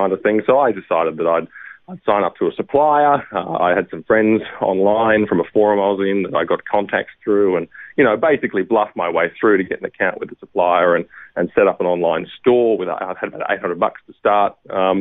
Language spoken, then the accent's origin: English; Brisbane, Queensland, Australia; I'm a Queenslander, Matt, so I have very much maroon blood in my veins, and I grew up in Brisbane, lived in the same house all my life